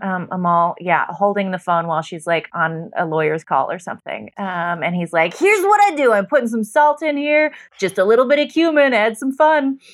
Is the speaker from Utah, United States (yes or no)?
yes; Utah, United States; I was born in Utah, not Mormon